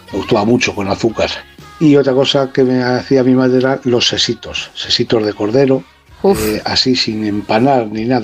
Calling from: Toledo, Castilla-La Mancha, Spain; de Toledo

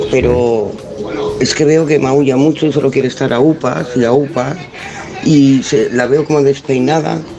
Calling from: Tarragona, Catalonia, Spain; de Tarragona.

